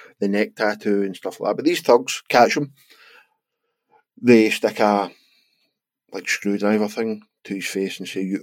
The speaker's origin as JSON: {"language": "English", "region": "Scotland", "country": "United Kingdom", "said": "We are Scottish"}